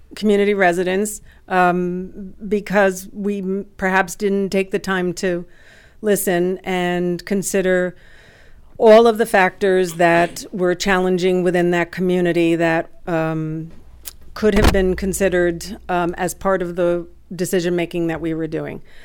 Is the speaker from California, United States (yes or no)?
no; West New York, New Jersey, United States; I grew up in West New York, New Jersey, which is in Hudson County